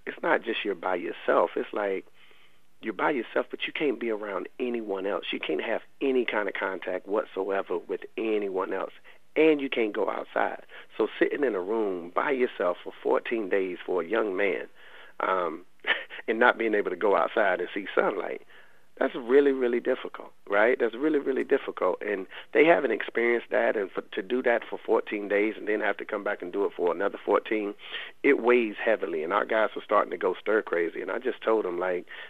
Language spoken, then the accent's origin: English; Raleigh, North Carolina, United States; I'm from the Lane Street Housing Projects in Raleigh. And I lived over half my life in those projects.